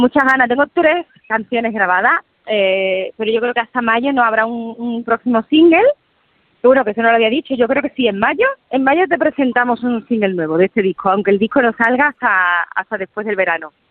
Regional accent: Andalusia, Spain; a mi tierra, a mi gente

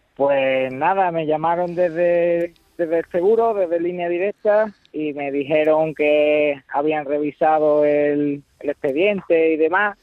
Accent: Álora, Andalusia, Spain; que es de donde soy yo

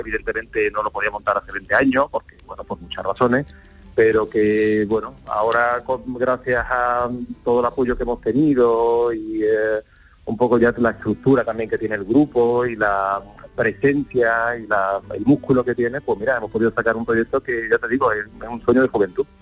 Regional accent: Seville, Andalusia, Spain; siendo sevillano

